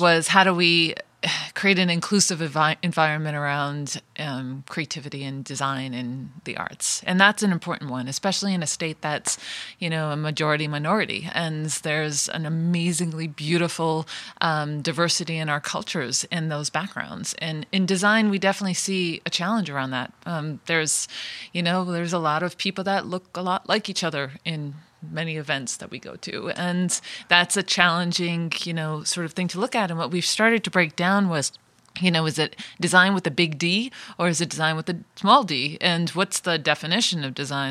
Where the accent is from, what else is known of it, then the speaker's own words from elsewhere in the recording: Rhode Island, United States; Rhode Island, I'm from Rhode Island. My, I'm first generation. My parents are from Italy